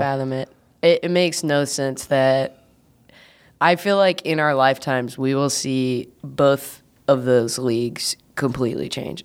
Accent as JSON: {"language": "English", "town": "Athens", "region": "Georgia", "country": "United States", "tie": "born or raised there", "moved": "yes", "lives_now": "Chicago, United States", "said": "I was born in Athens"}